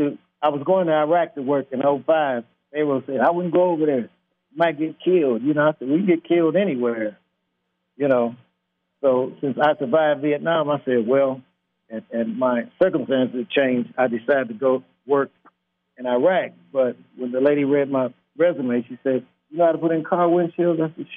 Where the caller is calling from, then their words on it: Cali, Valle del Cauca, Colombia; I'm calling from Cali, Colombia. I live in Colombia now.